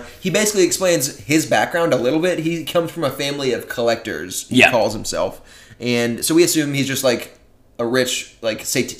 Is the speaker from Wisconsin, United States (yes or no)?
no; Chicago, Illinois, United States; I was born in Chicago